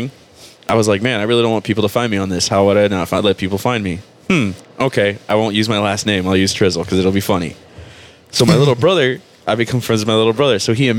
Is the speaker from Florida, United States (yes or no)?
yes; Miami, Florida, United States; Because I'm from Miami.